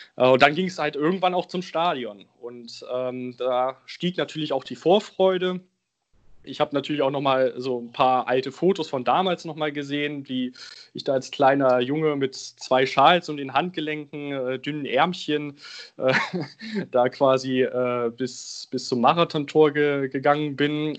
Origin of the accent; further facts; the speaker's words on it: Braunschweig region, Lower Saxony, Germany; now in Bremen, Germany; Ich bin in der Region Braunschweig groß geworden und lebe jetzt in Bremen.